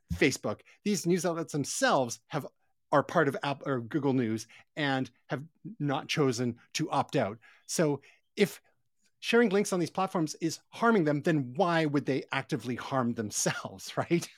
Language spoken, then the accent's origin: English; Canada